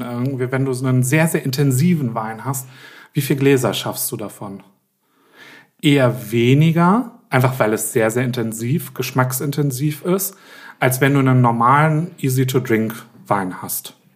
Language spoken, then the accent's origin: German; Berlin, Germany; bei uns in Berlin